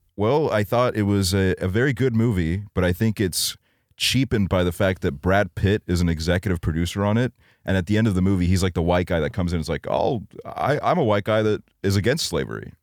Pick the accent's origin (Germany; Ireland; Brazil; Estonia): Estonia; growing up in Estonia